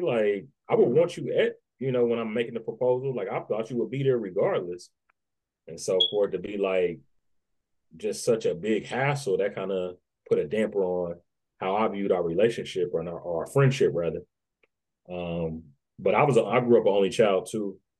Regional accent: Dayton, Ohio, United States; also born or lived in Nashville, Tennessee; I was raised by my grandparents in Dayton.

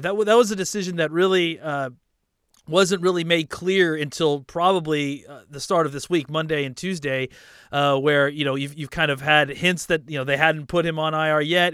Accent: Dallas, Texas, United States; now in Los Angeles, United States; I grew up in Dallas, and I live out here in Los Angeles now

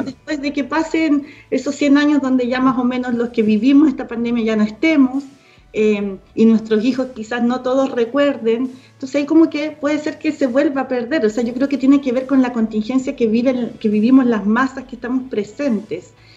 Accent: Punta Arenas, Magallanes and Chilean Antarctica, Chile; mi mamá hizo un videoclub en la casa, en Punta Arenas, porque yo soy de Punta Arenas, magallánica

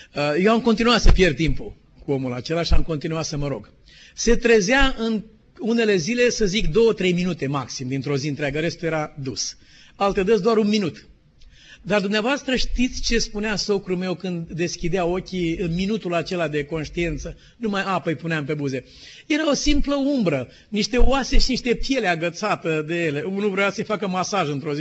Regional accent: Romania; suntem români

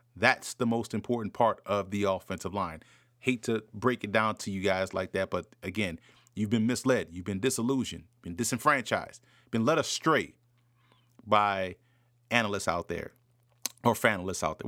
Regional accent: New Orleans, Louisiana, United States; I grew up in New Orleans, diehard Saints fan growing up

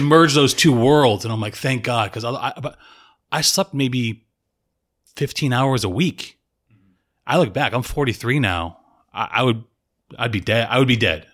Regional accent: Tampa, Florida, United States; also born or lived in Salem, Massachusetts / Boston area; We moved to Tampa, went to high school there

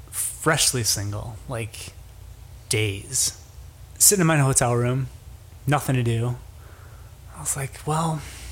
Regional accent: Chicago, Illinois, United States; Had on my profile that I was from Chicago

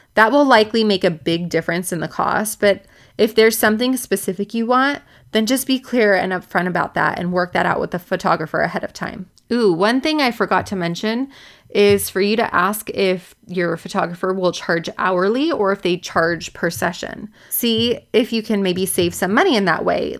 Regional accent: Orange County, California, United States; I'm from Orange County. My office is in Newport Beach

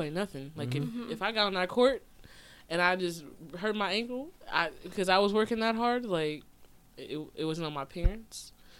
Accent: Oakland, California, United States; I'm just saying, I come from Oakland

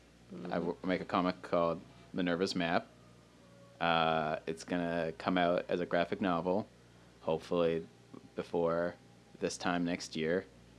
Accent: Gabriola Island, British Columbia, Canada; I come from a small place called Gabriel Island

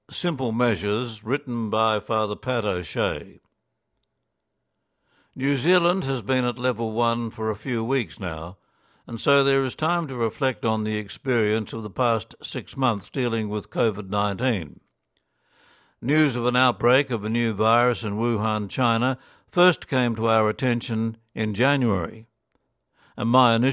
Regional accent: Ireland; I was monitoring the situation in Ireland, my home country

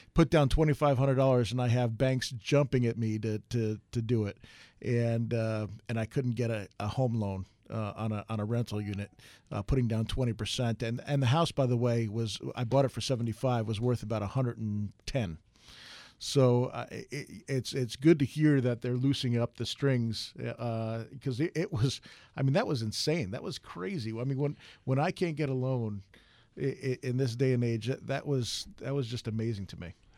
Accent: East Coast, United States; now in Arizona, United States; I grew up on the East Coast

